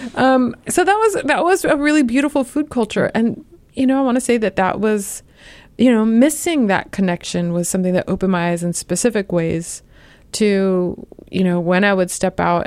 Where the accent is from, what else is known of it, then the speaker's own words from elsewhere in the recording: Los Angeles, California, United States; moved away as an adult; also born or lived in New York City / Chicago / Urbana-Champaign, Illinois; now in Ohio, United States; I'm from Los Angeles